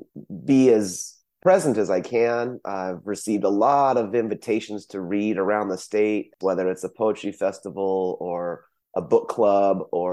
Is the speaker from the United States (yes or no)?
no; South Korea; born there; I can't speak for others, but you know, for myself, I was born in South Korea, but this idea of being from somewhere else is one of the main threads in the poets that I see in Fresno.